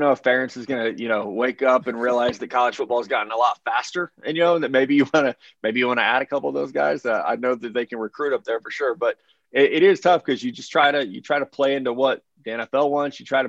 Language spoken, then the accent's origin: English; Missouri, United States; growing up in Southwest Missouri, we got a lot of Iowa football on TVs on Saturday here.